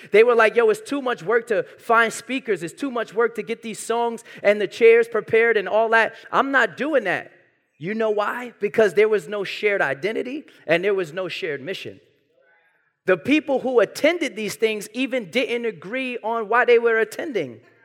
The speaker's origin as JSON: {"language": "English", "town": "New York City", "region": "New York", "country": "United States", "tie": "born or raised there", "said": "I was born and raised in Brooklyn"}